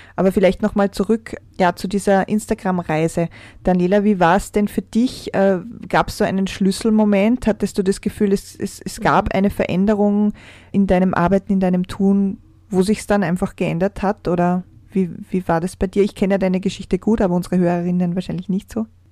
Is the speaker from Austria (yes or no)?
yes; Austria; bei uns in Österreich